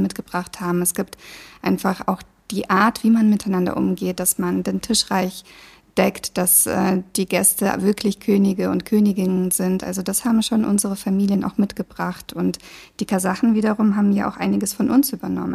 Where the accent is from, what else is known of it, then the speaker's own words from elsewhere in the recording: Baden-Württemberg, Germany; also born or lived in Kazakhstan; Ich war neun Jahre, als wir da weggegangen sind. Und es ist vielleicht eine meiner Heimaten, aber meine Heimat ist auch Baden-Württemberg, wo ich aufgewachsen bin